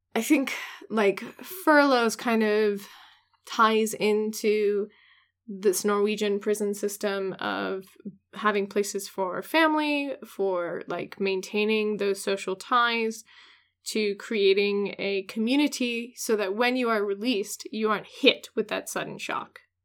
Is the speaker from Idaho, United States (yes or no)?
no; Washington, United States; my home state in Washington